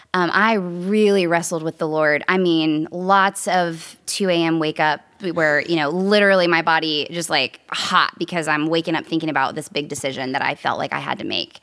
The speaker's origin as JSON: {"language": "English", "town": "Nashville", "region": "Tennessee", "country": "United States", "tie": "born or raised there", "also_born_or_lived": "New York City", "said": "I was born and raised in Nashville, Tennessee"}